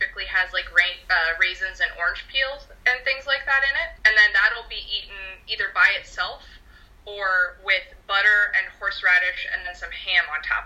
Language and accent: English; United States; I'm from the United States. I'm Polish-American and Croatian-American